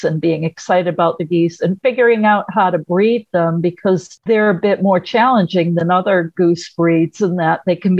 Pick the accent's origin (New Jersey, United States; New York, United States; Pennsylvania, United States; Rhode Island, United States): Rhode Island, United States; I'm from Rhode Island